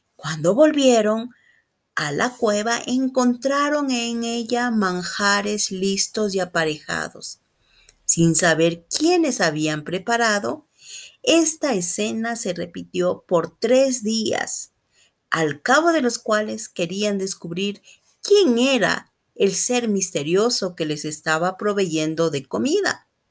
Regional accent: Ecuador; soy de Ecuador

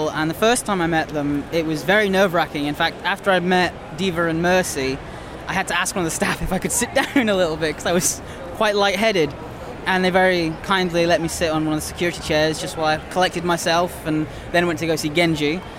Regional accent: Scotland, United Kingdom; Dumfries and Galloway.

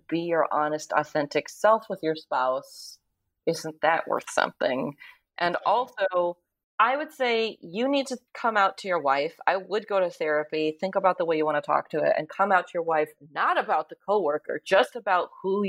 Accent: Bay Area, California, United States; I was raised in the Bay Area by pretty progressive parents

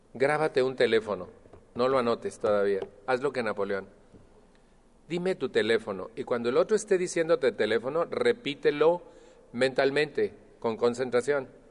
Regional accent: Mexico; moved away; estoy refiriéndome a México, de donde yo vengo

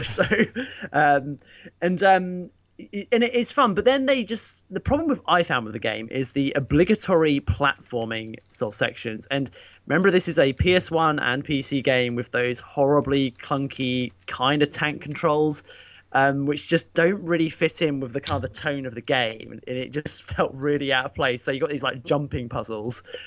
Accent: United Kingdom; me being British

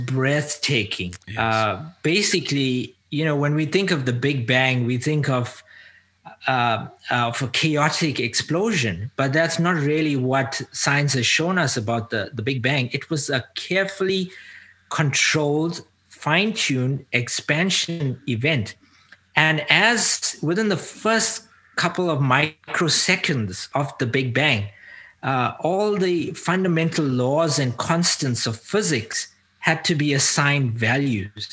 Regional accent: South Africa; now in North America; I was born into an Indian community. Ethnically, culturally Indian, but I grew up as an African. I now live in North America.

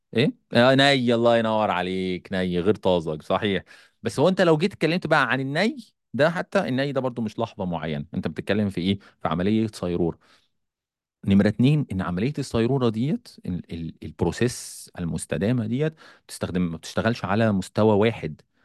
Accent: Egypt; عندنا في مصر

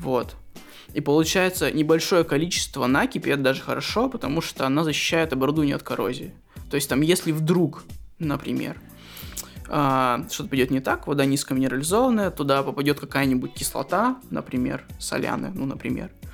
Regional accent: Krasnoyarsk, Krasnoyarsk Krai, Russia; now in Moscow, Russia; я из Красноярска

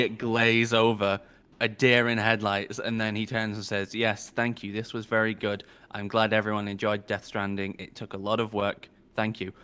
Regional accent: United Kingdom; as a Brit

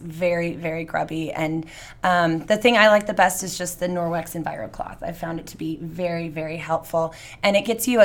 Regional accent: Redlands, California, United States; also born or lived in Fontana; I was born in Fontana, but I grew up mostly in Redlands.

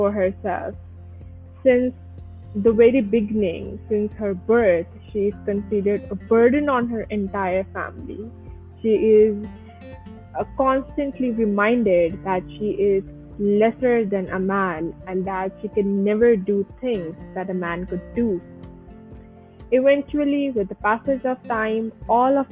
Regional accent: Kuwait; moved away as an adult; now in Pakistan; I have born and brought up in Kuwait, and in 2016, I moved to Pakistan for my higher education

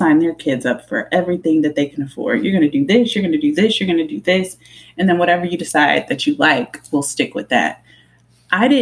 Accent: Killeen, Texas, United States; Growing up in Killeen, it was a strip club, a Subway, and putt-putt until they closed it down

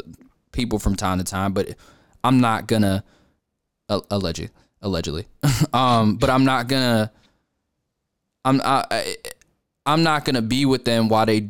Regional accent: New York, United States; moved away; I'm from New York.

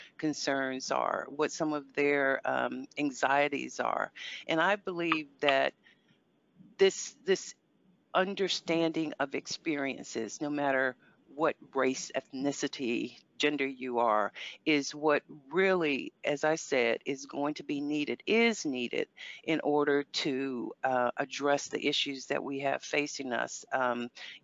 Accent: United States; moved away; I grew up in America. I'm American

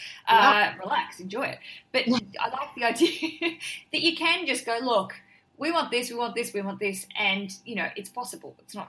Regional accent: Australia; but going there and being really Australian and not getting outside and doing anything

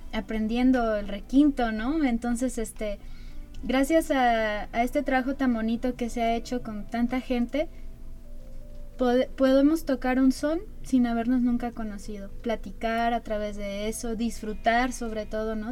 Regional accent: Guadalajara, Jalisco, Mexico; moved away as an adult; now in San Luis Potosí, Mexico; yo soy de Guadalajara

